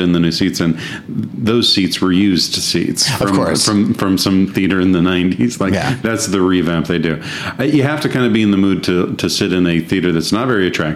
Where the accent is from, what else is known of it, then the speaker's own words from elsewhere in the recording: Delano, California, United States; moved away as an adult; now in Los Angeles, United States; A little farm about 4 miles north of a little town called Delano.